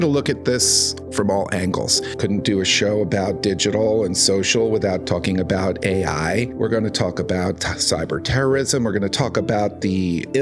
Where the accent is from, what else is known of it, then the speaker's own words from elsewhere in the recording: New York City, New York, United States; Growing up in New York City during its cultural heyday